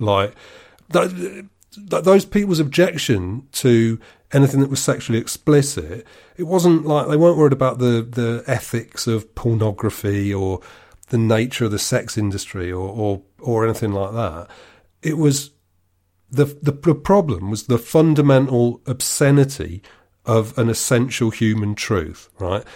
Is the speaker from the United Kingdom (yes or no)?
yes; United Kingdom; I'm British.